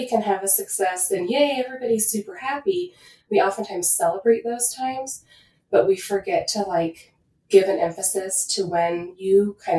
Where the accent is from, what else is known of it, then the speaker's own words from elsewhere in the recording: Washington, United States; I mean, I'm from Washington originally